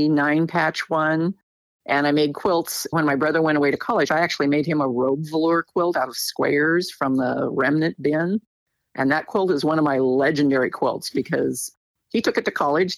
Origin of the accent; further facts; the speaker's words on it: Shasta County, California, United States; I was born in Shasta County, California, and I still live there